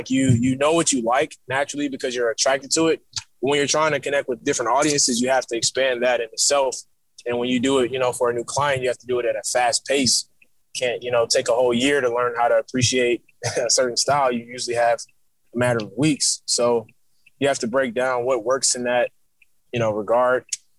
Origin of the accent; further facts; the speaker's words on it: New York, United States; born there; because I was born in New York as well, you know